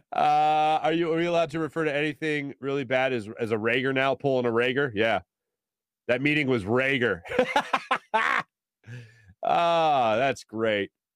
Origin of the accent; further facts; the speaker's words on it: Philadelphia, Pennsylvania, United States; I'm from Philly.